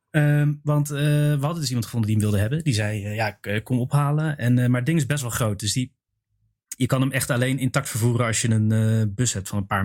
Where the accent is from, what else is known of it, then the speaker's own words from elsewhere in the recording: Belgium; ja maar, ja, maar ik kom uit België.